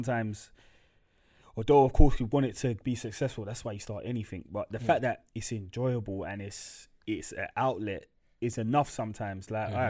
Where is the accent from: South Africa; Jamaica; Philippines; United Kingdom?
Jamaica; I'm Jamaican, man, listen to tunes.